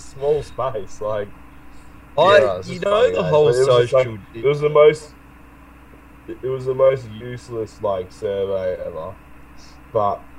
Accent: Perth, Western Australia, Australia; I'm from Perth

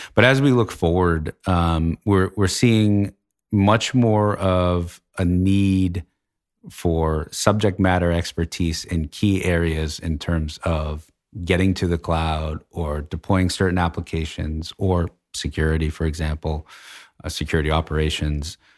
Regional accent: Litchfield, New Hampshire, United States; I grew up in Litchfield, New Hampshire

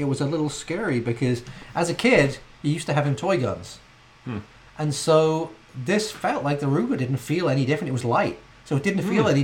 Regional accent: England, United Kingdom; being English

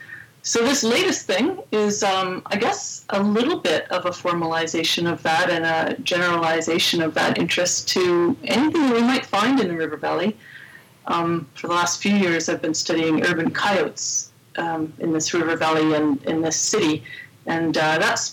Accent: Edmonton, Alberta, Canada; I grew up here in Edmonton

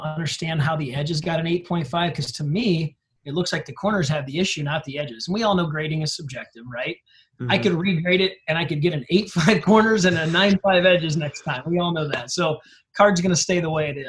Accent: Stockton, California, United States; I grew up in Stockton.

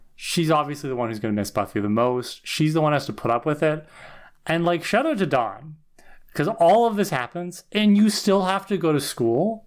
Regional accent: Canada; as a Canadian

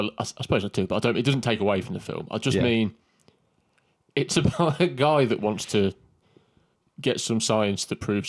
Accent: United Kingdom; We're British.

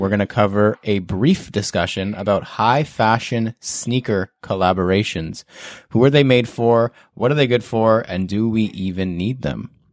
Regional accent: Canada; as a Canadian

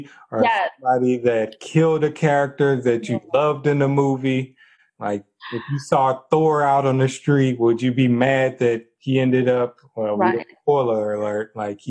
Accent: Texas, United States; I'm from Texas.

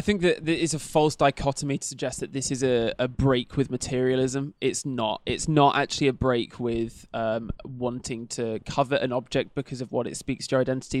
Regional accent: Bristol, South West England, United Kingdom; moved away; I'm from Bristol originally

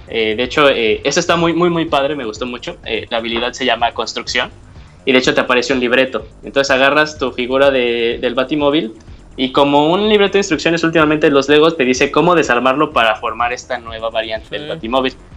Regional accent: Mexico; de México

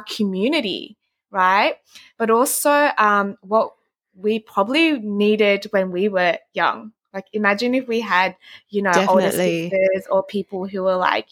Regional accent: Sydney, New South Wales, Australia; first language Vietnamese; English is a second language; moved away as an adult; now in Thailand; I grew up in Southwest Sydney, and my dad is Vietnamese, my mom's Chinese. So I speak Vietnamese, it would be my mother tongue

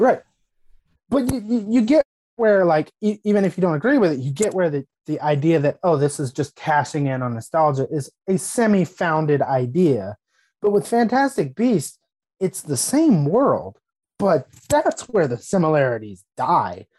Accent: United States; As an American

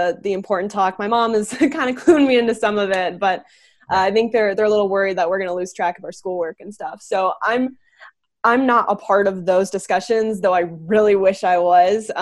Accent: Bettendorf, Iowa, United States; So I'm from Bettendorf, Iowa, which is slightly bigger than Emma's town

